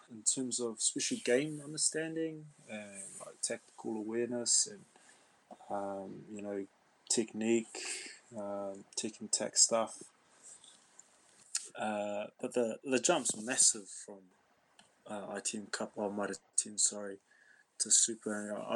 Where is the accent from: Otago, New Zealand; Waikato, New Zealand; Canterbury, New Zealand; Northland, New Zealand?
Waikato, New Zealand; I'm I'm from Waikato, and it sort of it sort of worked out quite well. All my mum's side were all from South Waikato.